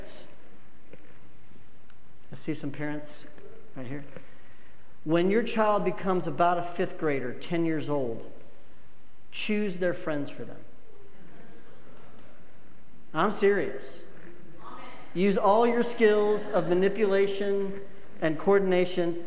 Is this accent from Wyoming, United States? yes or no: yes; Wyoming, United States; I'm from Wyoming.